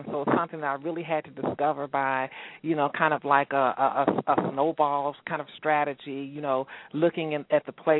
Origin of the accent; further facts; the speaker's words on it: Houston, Texas, United States; moved away as an adult; also born or lived in Washington, D.C. / Maryland / Atlanta; I grew up in Houston.